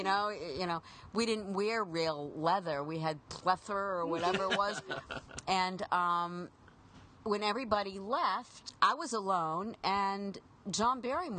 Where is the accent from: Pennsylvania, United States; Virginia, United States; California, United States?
Pennsylvania, United States; Pittsburgh; moved away as an adult; now in Los Angeles, United States; I grew up in Pittsburgh